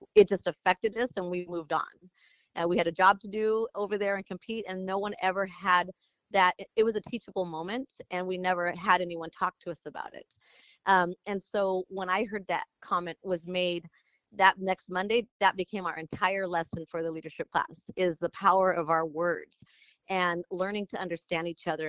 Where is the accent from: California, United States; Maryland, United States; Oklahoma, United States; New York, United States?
California, United States; Coachella Valley, Southern; growing up in the Coachella Valley, um, it's Southern California